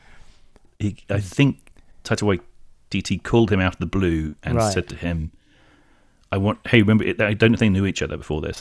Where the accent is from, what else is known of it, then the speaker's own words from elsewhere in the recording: England, United Kingdom; now in Los Angeles, United States; especially being English